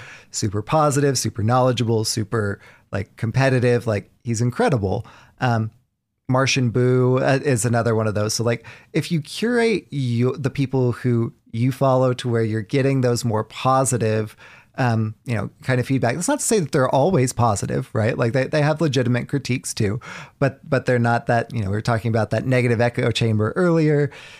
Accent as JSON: {"language": "English", "region": "Southern United States", "country": "United States", "tie": "born or raised there", "said": "You know, I grew up in the South."}